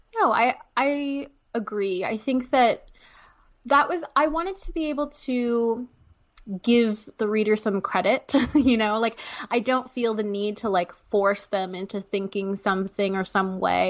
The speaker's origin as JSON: {"language": "English", "country": "Canada", "moved": "yes", "lives_now": "United States", "said": "I'm Canadian"}